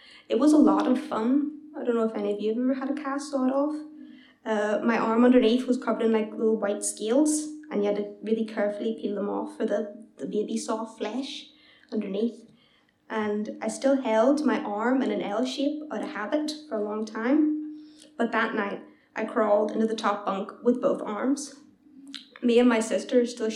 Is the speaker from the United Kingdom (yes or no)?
yes; Belfast, Northern Ireland, United Kingdom; at home in Belfast